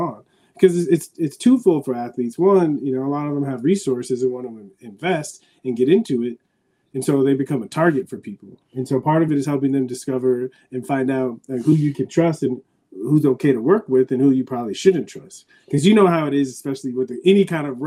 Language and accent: English; San Diego, California, United States; moved away; I grew up in San Diego watching the Padres